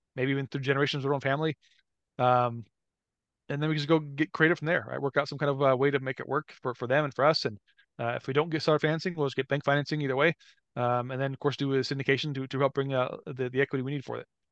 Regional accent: Omaha, Nebraska, United States; I grew up around Omaha, Nebraska.

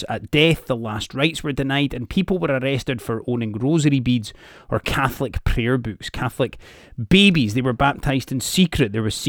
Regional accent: Scotland, United Kingdom; Like, I, for example, right, I'm from the Highlands, but I was never taught Gaelic

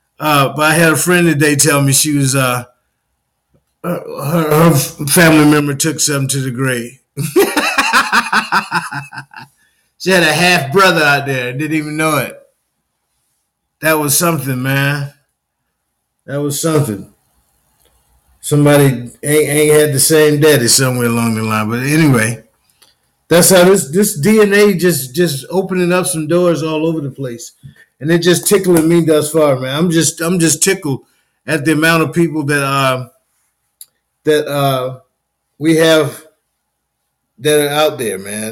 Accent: Union, South Carolina, United States; I grew up in Union, South Carolina

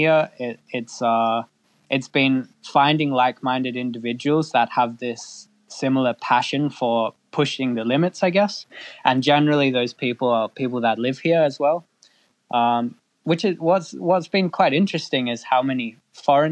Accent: Perth, Western Australia, Australia; moved away as an adult; now in Iceland; I was born in Western Australia, in Perth

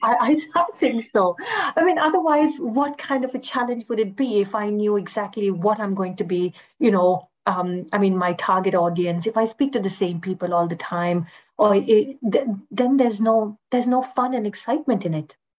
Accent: India; moved away; as a foreigner also, I mean, as an Indian

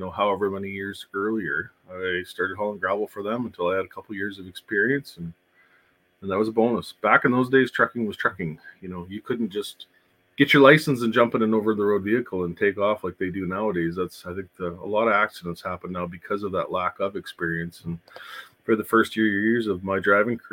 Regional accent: Saskatchewan, Canada; runs between Saskatchewan and Alberta. Shuttling the U.S. load. So I worked for a fleet, a company that brought loads into the U.S., and they would switch in my hometown, and then I would run them up to Alberta

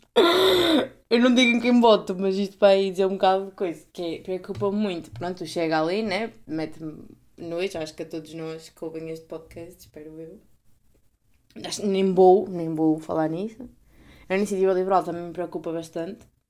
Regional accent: Portugal; uma deputada da minha terra tinha sido eleita

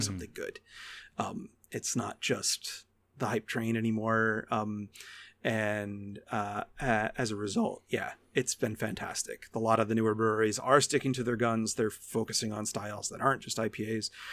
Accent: Niagara County, New York, United States; I grew up in Niagara County.

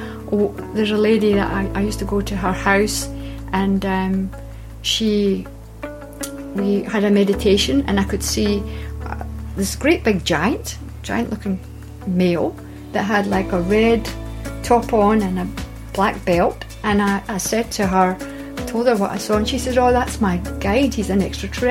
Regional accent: Scotland, United Kingdom; I was born in Scotland

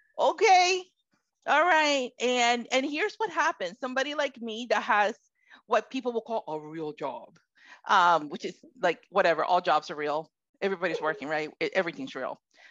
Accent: Florida, United States; also born or lived in Puerto Rico; now in Connecticut, United States; I am Puerto Rican, from Puerto Rican descent. I was born in Puerto Rico, moved to the United States mainland at about age 11, and grew up in Florida, and somehow I've ended up in Connecticut.

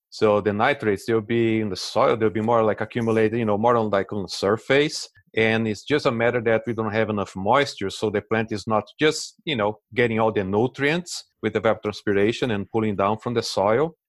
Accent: Brazil; English is a second language; moved away as an adult; also born or lived in Delaware, United States; now in United States; As you can see on the accent, I'm originally from Brazil

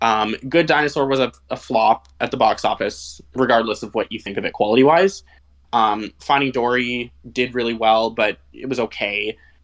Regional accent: Canada; I'm in Canada. I'm from Canada. I live in British Columbia.

